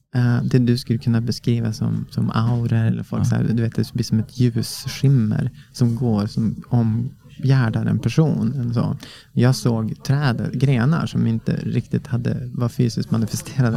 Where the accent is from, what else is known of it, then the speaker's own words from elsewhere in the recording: Norrland inland, Sweden; Jag växte upp i Norrland, Norrlands inland